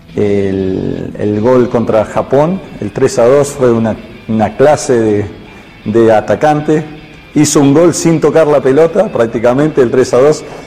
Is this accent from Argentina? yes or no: yes; Argentina; como argentino